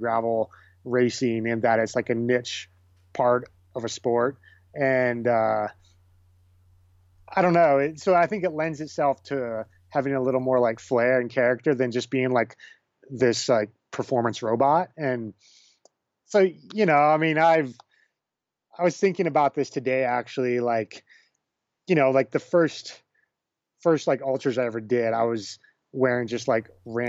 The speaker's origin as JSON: {"language": "English", "region": "Nebraska", "country": "United States", "tie": "born or raised there", "moved": "yes", "said": "And I grew up in Nebraska. I'm Bohemian"}